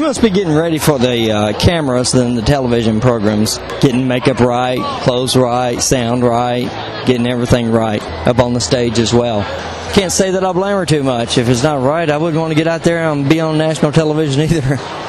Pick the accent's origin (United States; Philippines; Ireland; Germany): United States; Nashville, Tennessee; I'm from here.